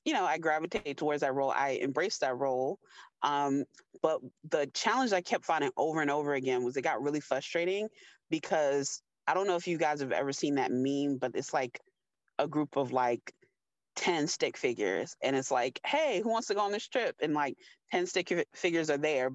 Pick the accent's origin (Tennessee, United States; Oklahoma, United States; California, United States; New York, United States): New York, United States; I was born in New York